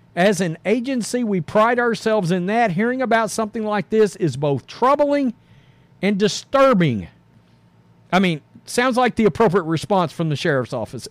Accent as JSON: {"language": "English", "region": "the South", "country": "United States", "said": "we're from the South"}